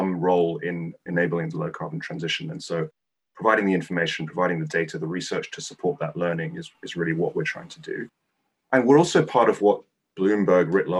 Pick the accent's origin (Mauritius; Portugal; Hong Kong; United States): Hong Kong; moved away; I grew up in the 80s and 90s, and I'm originally from Hong Kong